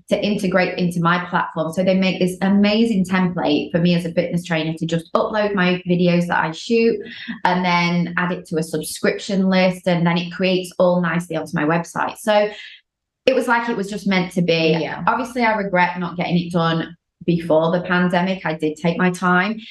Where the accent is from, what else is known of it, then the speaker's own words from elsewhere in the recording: United Kingdom; now in Los Angeles, United States; I'm from the UK, living